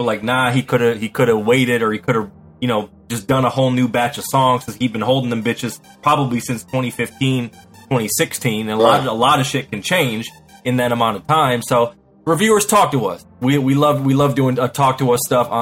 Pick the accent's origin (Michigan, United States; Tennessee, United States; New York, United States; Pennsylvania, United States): Michigan, United States; Muskegon; I'm from Muskegon, Michigan. That's 231. They call it the Ski